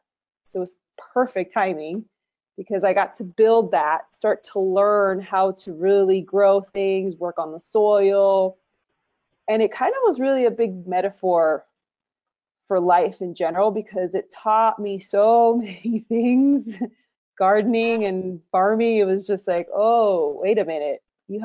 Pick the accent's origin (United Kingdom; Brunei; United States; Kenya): United States; Miami, Florida; moved away as an adult; also born or lived in Colombia; now in Los Angeles, United States; I was raised in Miami, Florida